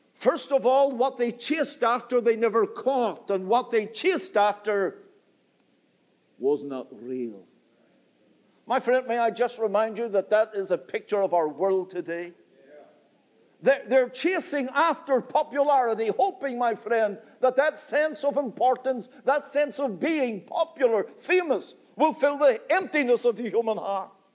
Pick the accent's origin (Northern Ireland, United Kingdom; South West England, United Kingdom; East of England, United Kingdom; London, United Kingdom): Northern Ireland, United Kingdom; I come from Northern Ireland